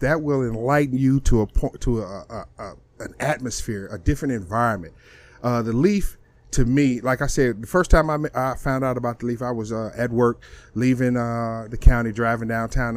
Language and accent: English; East St. Louis, Illinois, United States; now in Texas, United States; I come from Illinois. I mean, I'm from East St. Louis